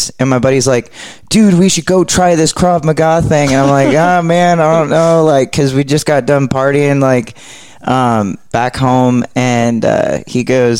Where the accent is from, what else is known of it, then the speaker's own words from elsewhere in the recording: Oregon, United States; moved away as an adult; now in Texas, United States; I'm from Oregon